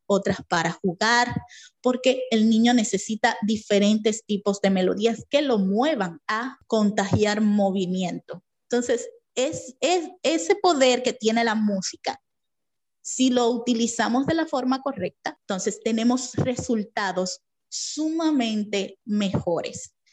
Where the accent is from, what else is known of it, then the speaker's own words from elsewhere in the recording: Dominican Republic; Soy dominicana, vivo en Santo Domingo.